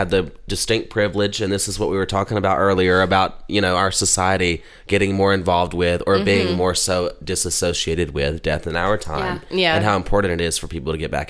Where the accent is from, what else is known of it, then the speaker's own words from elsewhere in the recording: Baxley, Georgia, United States; moved away; In Baxley, my hometown.